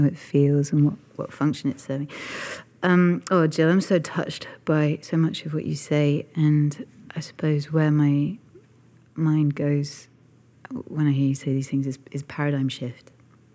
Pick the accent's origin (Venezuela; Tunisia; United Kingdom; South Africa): United Kingdom; in my lifetime as a Brit